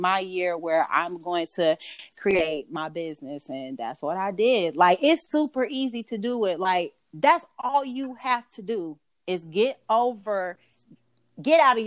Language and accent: English; Gwinnett County, Georgia, United States; I am from Georgia. Gwinnett County, Georgia, to be exact.